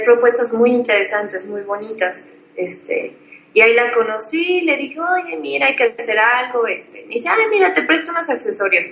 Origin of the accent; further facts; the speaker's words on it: Mexico; yo como mexicana